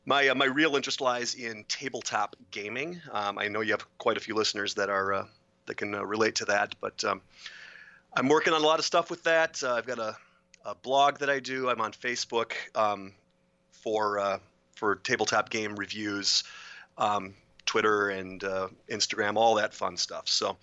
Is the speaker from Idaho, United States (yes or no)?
no; Minneapolis, Minnesota, United States; now in Locust, United States; I'm here out in Locust, North Carolina, and I moved here from Minneapolis, which is where my heart is. I'm a big-time Minnesota sports fan